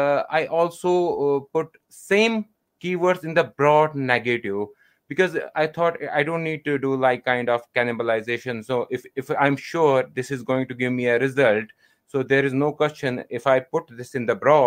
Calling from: Jammu and Kashmir, India; I'm calling from India, North Kashmir at the moment.

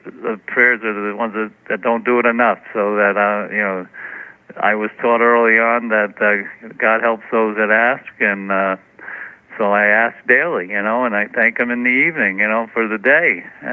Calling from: Methuen, Massachusetts, United States; I'm calling from Methuen, Massachusetts.

